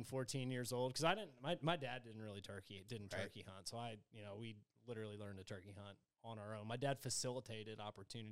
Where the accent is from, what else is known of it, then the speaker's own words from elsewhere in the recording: Northern Virginia, United States; I grew up in Northern Virginia.